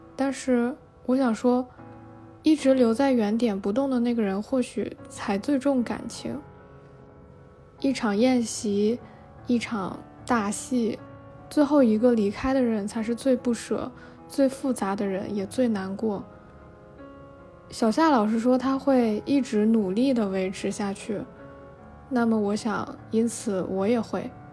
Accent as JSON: {"language": "Chinese", "region": "Tianjin", "country": "China", "tie": "born or raised there", "moved": "as an adult", "said": "如果说天津，也就是我的老家，我其实离开那里已经很久了，算下来可能都已经六年了"}